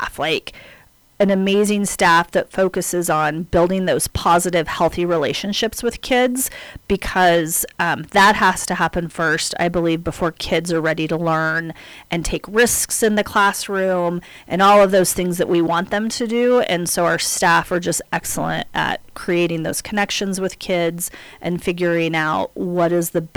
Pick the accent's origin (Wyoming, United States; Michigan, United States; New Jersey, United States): Wyoming, United States; Riverton; I am a native of Fremont County. I grew up in Riverton